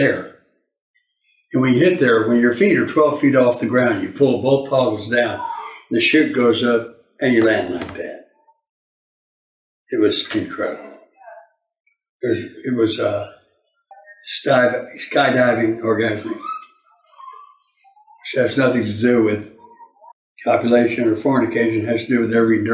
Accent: Baytown, Texas, United States; we're both from Harris County, Texas. That's Houston and Goose Creek

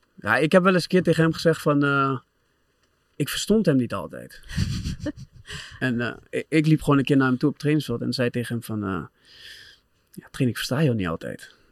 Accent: Doetinchem, Gelderland, Netherlands; moved away as an adult; also born or lived in Manchester; waar ik ben opgegroeid

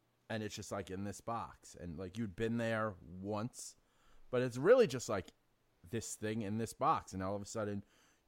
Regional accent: New York City, New York, United States; I would take the bus across the Bronx from City Island to Bronx Science every day for high school

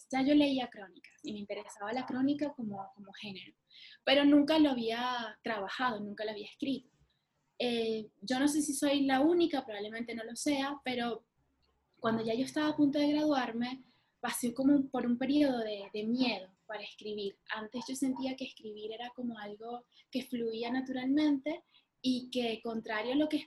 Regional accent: Caracas, Capital District, Venezuela; moved away as an adult; now in Buenos Aires, Argentina; de Caracas, nací, nací en la clínica Santa Sofía Así que cada vez que llego, que soy de Caracas

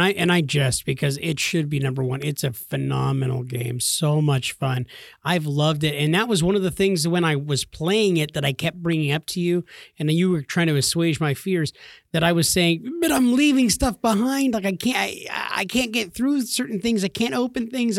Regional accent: California, United States; I grew up in California

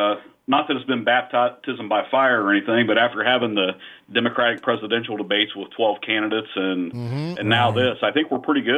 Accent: Marengo, Ohio, United States; I grew up south of Marengo, Ohio, just about a mile or two north of the Delaware County line, about 10 minutes north of Sunbury.

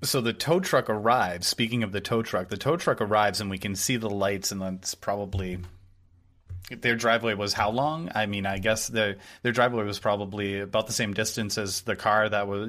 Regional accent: New Hampshire, United States; I grew up in New Hampshire

